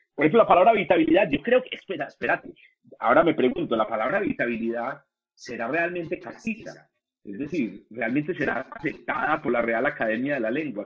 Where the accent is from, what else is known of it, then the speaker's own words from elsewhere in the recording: Colombia; como decimos en Colombia